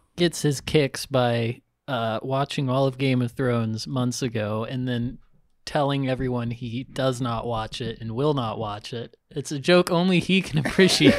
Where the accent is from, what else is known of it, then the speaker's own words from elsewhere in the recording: Normal, Illinois, United States; My ancestral home is Texas, but I was born in Normal, Illinois